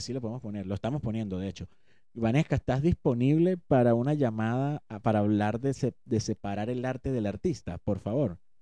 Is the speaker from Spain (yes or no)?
no; Venezuela; nosotros que somos venezolanos